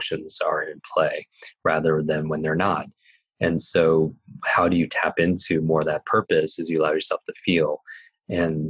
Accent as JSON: {"language": "English", "region": "Northeast", "country": "United States", "tie": "born or raised there", "said": "I grew up in the Northeast"}